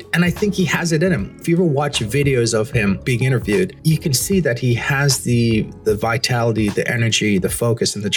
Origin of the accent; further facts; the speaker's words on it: Jamaica; moved away; As a Jamaican, as someone who grew up in rural Jamaica